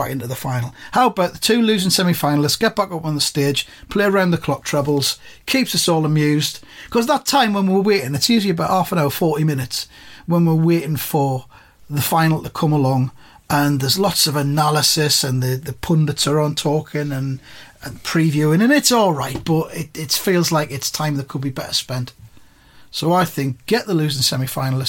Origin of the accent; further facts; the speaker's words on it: Sunderland, North East England, United Kingdom; we're from Sunderland